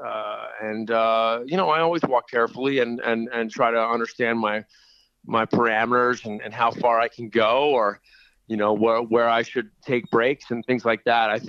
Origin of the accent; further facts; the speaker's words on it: Miami, Florida, United States; Oh, I was born and raised down in uh, Miami, Florida, and um, you know, just uh, moved all over the United States.